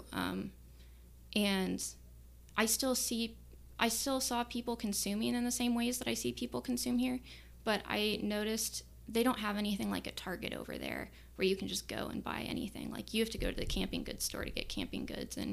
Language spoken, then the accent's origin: English; Omaha, Nebraska, United States; I grew up in West Omaha, and I didn't have a car until I was like 22